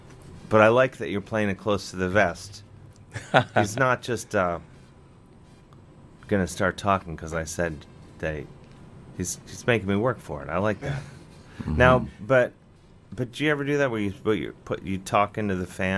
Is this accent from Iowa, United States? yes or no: no; Cleveland, Ohio, United States; accent: Cleveland; moved away; Cleveland, where I'm from